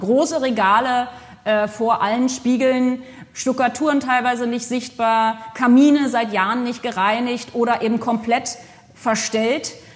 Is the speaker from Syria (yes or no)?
no; Potsdam, Brandenburg, Germany; moved away as an adult; also born or lived in France; now in Bordeaux, France; ich aus Potsdam ursprünglich geboren in Potsdam komme